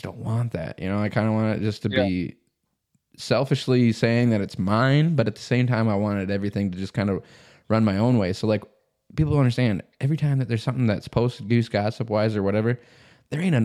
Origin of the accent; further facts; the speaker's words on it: South Dakota, United States; I grew up in South Dakota